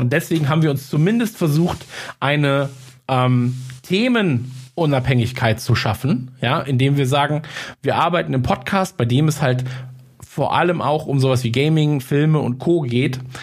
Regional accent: Munich, Bavaria, Germany; ich komme aus München

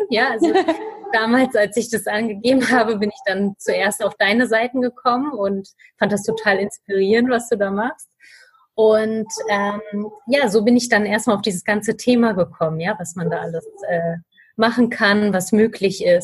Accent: Hamburg, Germany; ich bin 28 Jahre alt und ich komme aus Hamburg.

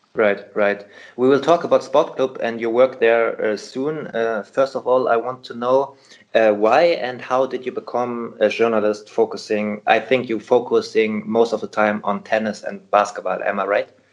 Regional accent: Hamburg, Germany; Hamburg here because it's my hometown

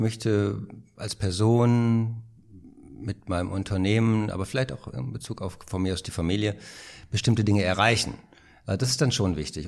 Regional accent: Rheine, North Rhine-Westphalia, Germany; now in Berlin, Germany; Geboren bin ich in Rheine. Das ist eine kleine Stadt äh, im Münsterland

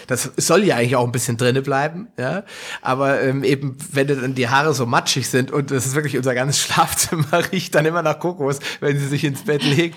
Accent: Hesse, Germany; wie man hier bei uns in Hessen sagt

